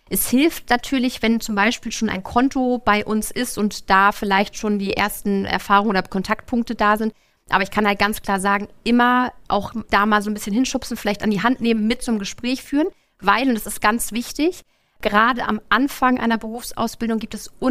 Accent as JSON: {"language": "German", "town": "Lübeck", "region": "Schleswig-Holstein", "country": "Germany", "tie": "born or raised there", "said": "bin geboren und aufgewachsen im schönen Lübeck"}